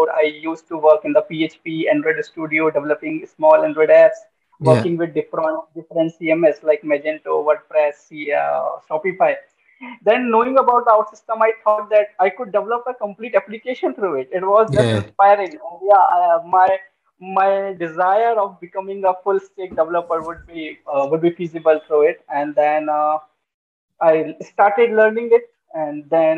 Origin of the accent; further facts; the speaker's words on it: India; I'm from India